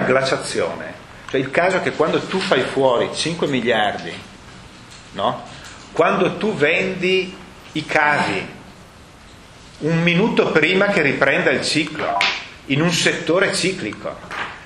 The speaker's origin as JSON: {"language": "Italian", "town": "Brescia", "region": "Lombardy", "country": "Italy", "accent": "Brescian", "said": "presidente della S M di Brescia, che il mio accento tradisce"}